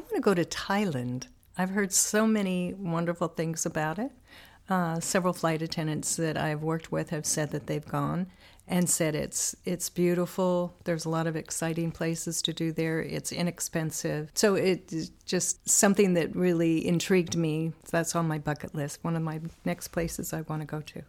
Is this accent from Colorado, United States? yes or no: no; Banks, Oregon, United States; I am originally from Oregon. Grew up in a little farmland community called Banks